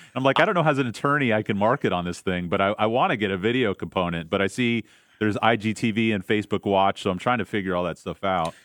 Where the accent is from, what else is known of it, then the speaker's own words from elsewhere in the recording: St. Petersburg, Florida, United States; I grew up in St. Pete